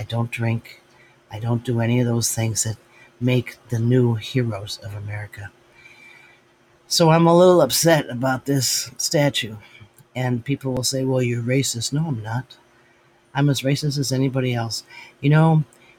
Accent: Jamestown, New York, United States; I was born in Jamestown, which is where Lucille Ball resided

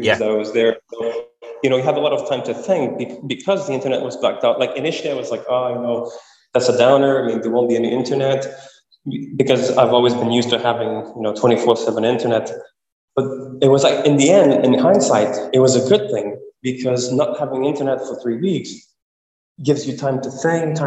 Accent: Quebec City, Quebec, Canada; my hometown, Quebec City

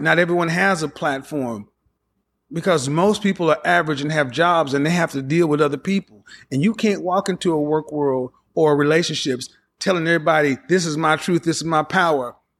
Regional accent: the Bible Belt, United States; the way I was raised in the Bible Belt

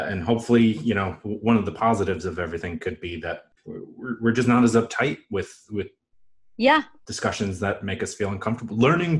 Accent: New York, United States; accent: New York; Hot dog is one of those things that my New York accent will always come out for. I don't really have one otherwise, but or maybe I do.

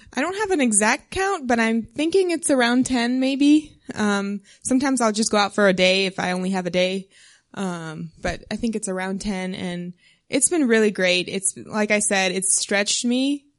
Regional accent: South Texas, United States; moved away as an adult; also born or lived in Maryland; I'm from South Texas originally

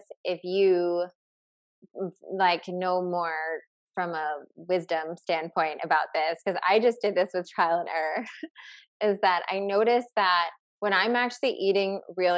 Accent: New Jersey, United States; now in California, United States; I'm from New Jersey

